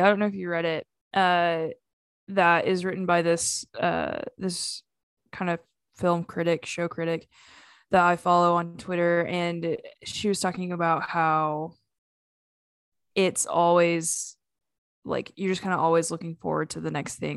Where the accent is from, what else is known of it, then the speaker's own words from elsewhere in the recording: United States; we're just from Oklahoma and Arkansas